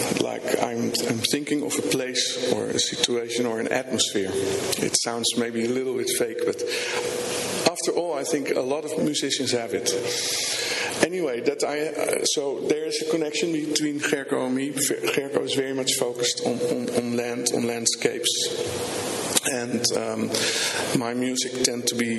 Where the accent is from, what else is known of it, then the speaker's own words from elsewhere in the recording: Rotterdam, South Holland, Netherlands; I'm from Rotterdam, Netherlands